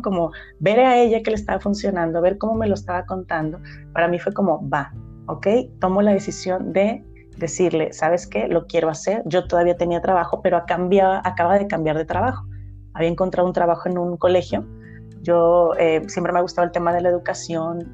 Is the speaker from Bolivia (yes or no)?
no; Ameca, Jalisco, Mexico; yo nací en Ameca